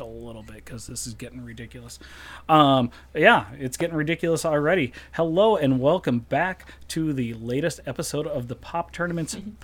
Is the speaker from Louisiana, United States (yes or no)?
no; Minnesota, United States; we're all Minnesotans